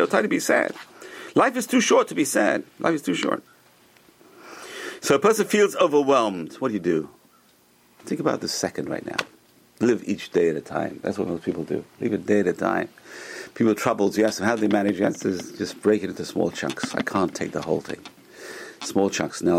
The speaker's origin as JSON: {"language": "English", "country": "United States", "also_born_or_lived": "Northeast United States", "said": "we're American. We're living in North America. We're living in Northeast"}